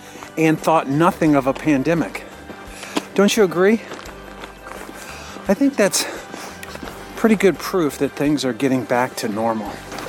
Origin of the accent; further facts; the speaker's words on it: Cincinnati, Ohio, United States; my hometown of Cincinnati, Ohio